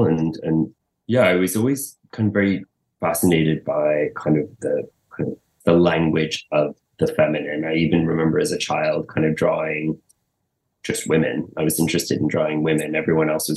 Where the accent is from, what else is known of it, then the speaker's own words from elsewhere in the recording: Montreal, Quebec, Canada; I was born in Montreal. I was born in Canada